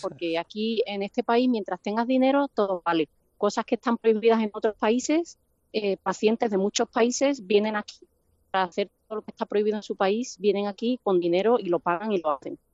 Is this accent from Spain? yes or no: yes; Cádiz, Andalusia, Spain; moved away as an adult; now in Solana Beach, United States; yo soy andaluza